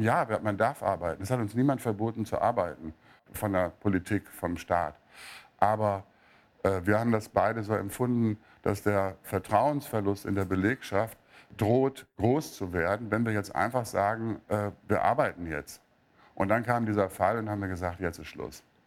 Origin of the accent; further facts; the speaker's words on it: Münster, North Rhine-Westphalia, Germany; moved away; ich komme aus Münster ursprünglich